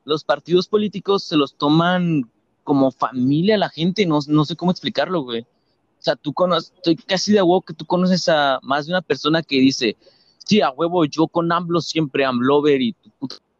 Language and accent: Spanish; Mexico; como mexicanos